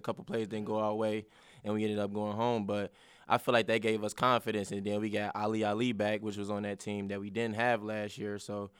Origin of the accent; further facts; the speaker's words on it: Cincinnati, Ohio, United States; and I'm from Cincinnati, so I've been seeing him play